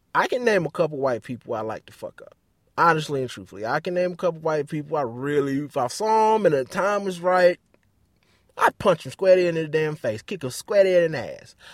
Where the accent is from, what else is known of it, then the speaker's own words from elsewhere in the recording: Detroit, Michigan, United States; moved away; I grew up in Detroit